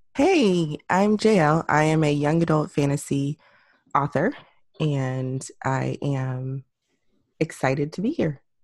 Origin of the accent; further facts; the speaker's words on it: Houston, Texas, United States; I grew up in Houston near the Yellowstone and Third Ward area